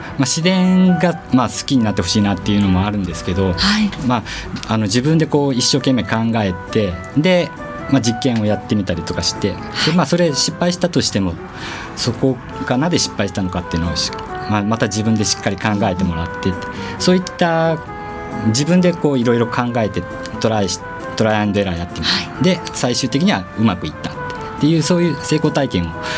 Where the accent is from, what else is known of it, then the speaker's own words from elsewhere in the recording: Wakayama, Japan; moved away as an adult; now in Tokyo, Japan; 和歌山県出身で、えー、小さい頃はずっとあの和歌山で育って暮らしてました